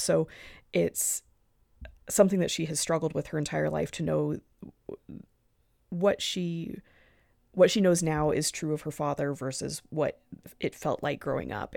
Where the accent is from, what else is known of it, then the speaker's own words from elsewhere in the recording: Arizona, United States; moved away; I'm from Arizona.